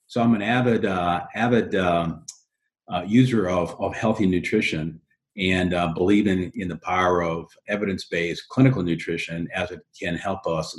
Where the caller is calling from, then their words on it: Mooresville, North Carolina, United States; I'm social distancing from Mooresville, North Carolina.